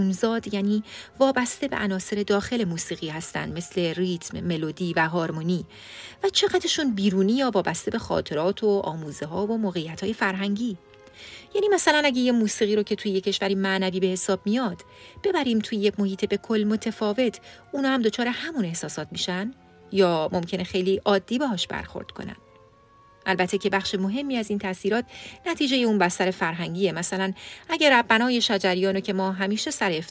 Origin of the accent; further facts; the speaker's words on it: Iran; first language Persian; ما فارسی زبونای مسلمون که توی ایران بزرگ شدیم